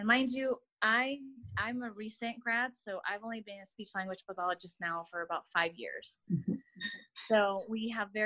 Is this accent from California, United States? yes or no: yes; Inland Empire, California, United States; we're both from the Inland Empire